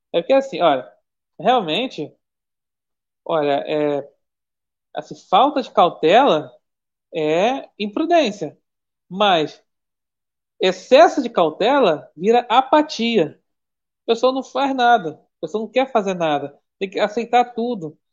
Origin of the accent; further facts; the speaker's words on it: Brazil; eu sou brasileiro